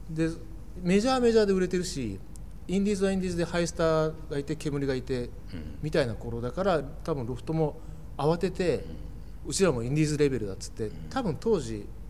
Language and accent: Japanese; Kochi, Japan; moved away as an adult; now in Tokyo, Japan; 高知から東京に来て